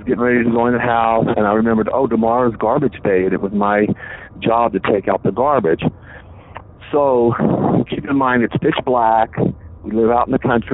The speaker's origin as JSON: {"language": "English", "region": "the South", "country": "United States", "said": "I'm from the South."}